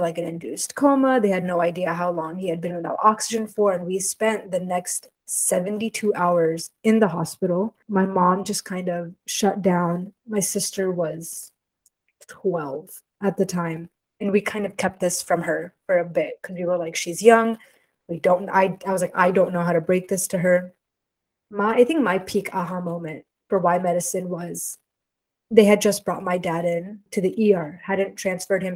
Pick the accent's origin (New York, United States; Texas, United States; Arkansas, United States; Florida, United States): Texas, United States; Houston; I'm from Houston, where we'd have the rodeo every year